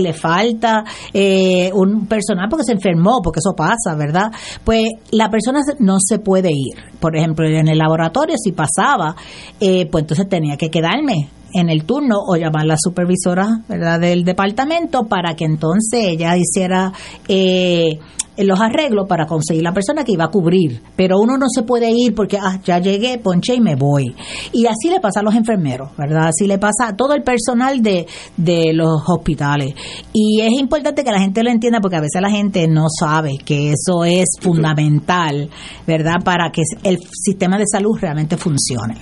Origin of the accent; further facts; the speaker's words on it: Aguadilla, Puerto Rico; moved away as an adult; also born or lived in Mayagüez; now in San Juan, Puerto Rico; yo soy de Aguadilla, ¿verdad? Y, soy, este, vivo ahora en San Juan